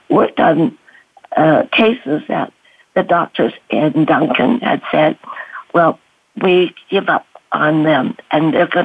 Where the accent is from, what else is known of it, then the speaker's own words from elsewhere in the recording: China; born there; because everybody in my family, nine siblings, were born in Canada, but I refused to be born in Canada. I had to be born in China.